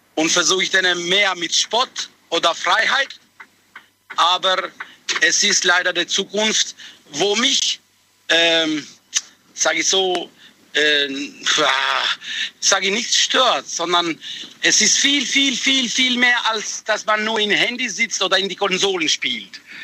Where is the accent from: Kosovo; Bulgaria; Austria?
Kosovo; German is a second language; now in Heilbronn, Germany; ich bin geboren im Kosovo